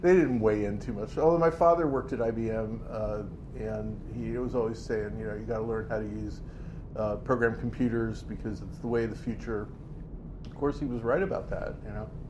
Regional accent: New York City, New York, United States; I'm from Queens

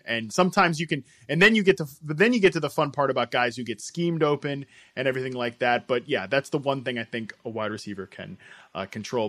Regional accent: Virginia, United States; I was from Virginia

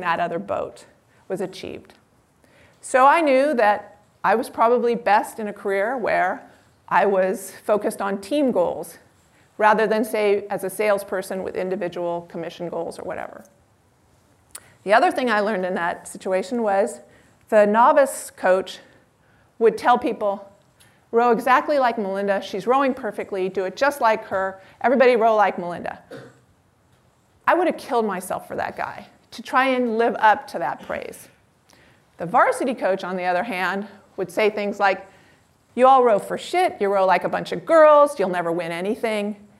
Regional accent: Palo Alto, California, United States; I grew up in Palo Alto

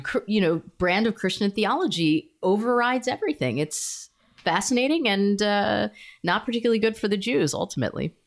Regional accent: United States; as an American Jew

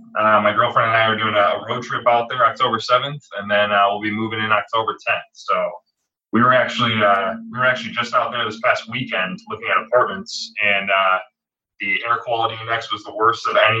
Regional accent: Kalamazoo, Michigan, United States; Born and raised. Spent the last 25 years here. I'm actually getting ready for a cross-country move myself out to Portland, Oregon.

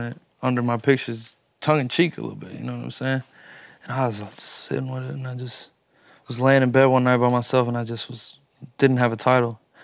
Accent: Louisville, Kentucky, United States; I'm from Louisville, Kentucky

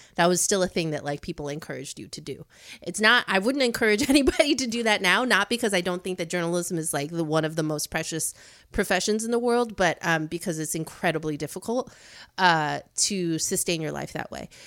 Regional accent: Chicago, Illinois, United States; moved away as an adult; now in New York, United States; I grew up in the suburbs of Chicago

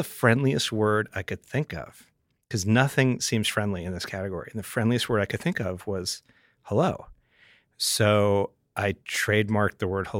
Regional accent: Englewood, New Jersey, United States; moved away as an adult; also born or lived in Manhattan / San Francisco / Atlanta; now in Montclair, United States; I grew up in Englewood, New Jersey.

